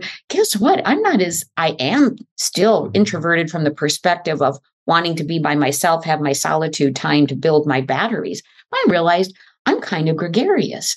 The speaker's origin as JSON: {"language": "English", "region": "Midwest", "country": "United States", "tie": "born or raised there", "also_born_or_lived": "Mexico", "moved": "as an adult", "lives_now": "California, United States", "said": "I grew up in the Midwest"}